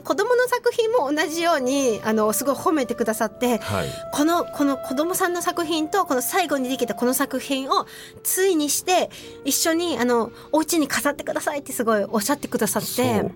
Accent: Hiroshima, Japan; accent: Hiroshima dialect; ちょっと今日広島弁が出てしまいますけど

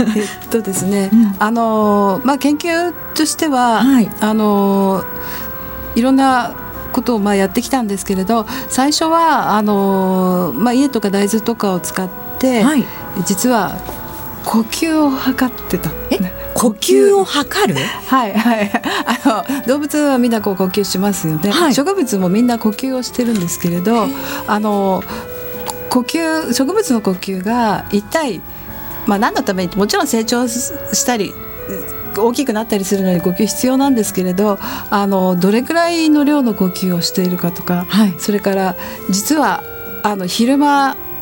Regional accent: Tokyo, Japan; also born or lived in Tottori Prefecture; 東京で育っていますし、えあの田舎は鳥取県で

